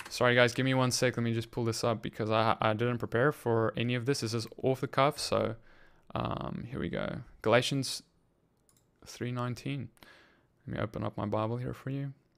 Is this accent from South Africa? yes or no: yes; South Africa; moved away; I'm from South Africa too